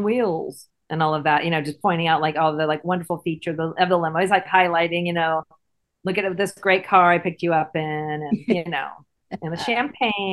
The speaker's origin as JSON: {"language": "English", "country": "United States", "accent": "American", "said": "with my American accent"}